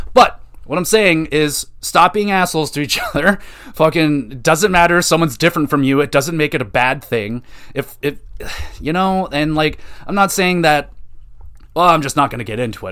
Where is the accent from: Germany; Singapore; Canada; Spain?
Canada; Oshawa, Ontario; I grew up in Oshawa.